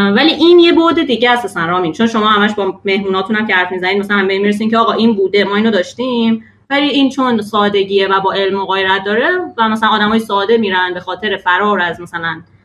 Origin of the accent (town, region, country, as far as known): Iran; born or raised there